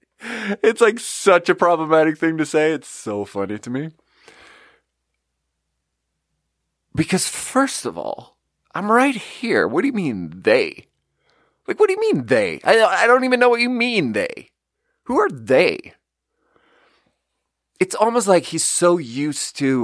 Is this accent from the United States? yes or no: no; Sweden; moved away; I grew up in Sweden, and in third grade in Sweden